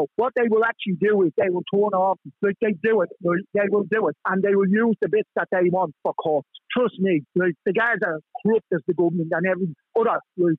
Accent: Ireland; We are Irish citizens. We are born in Ireland. We weren't born elsewhere.

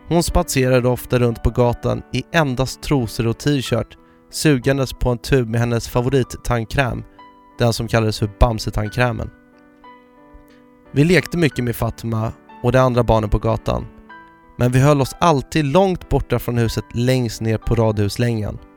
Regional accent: Malmö, Skåne, Sweden; Jag växte upp på Lindängen i Malmö och tillbringade mina första nio år på Folksholmsgatan. Världens bästa plats.

